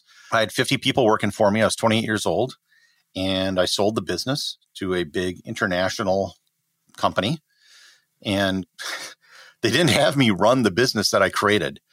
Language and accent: English; Wisconsin, United States; moved away; I grew up in Wisconsin, a very middle class, blue collar family.